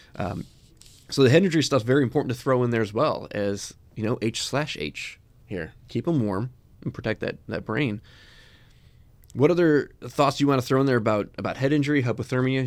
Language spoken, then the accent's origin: English; Chicago, Illinois, United States; I grew up in Chicago.